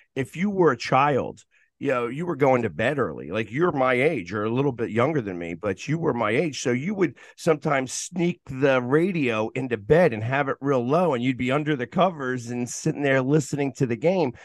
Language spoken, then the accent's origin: English; Philadelphia, Pennsylvania, United States; I was born in Philadelphia